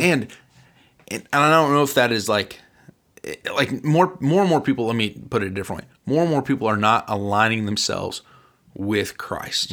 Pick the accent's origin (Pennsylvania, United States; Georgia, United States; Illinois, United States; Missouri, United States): Illinois, United States; Central; we're from Central Illinois